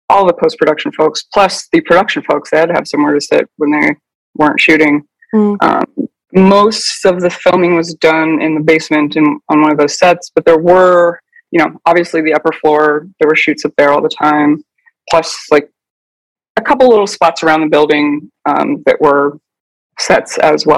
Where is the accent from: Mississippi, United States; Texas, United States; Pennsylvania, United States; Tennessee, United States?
Pennsylvania, United States; Pittsburgh; where I grew up in Pittsburgh, Pennsylvania